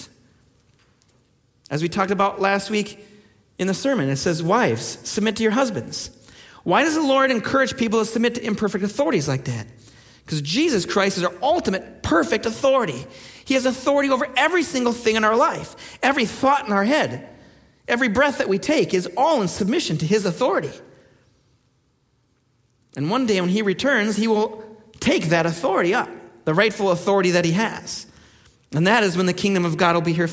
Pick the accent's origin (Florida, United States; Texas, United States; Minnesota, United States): Minnesota, United States; moved away; In Minnesota, where I come from